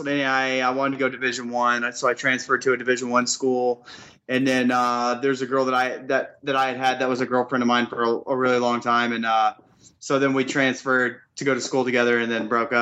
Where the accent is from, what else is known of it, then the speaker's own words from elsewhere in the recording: Azle, Texas, United States; DFW, Azle High School, right outside of Fort Worth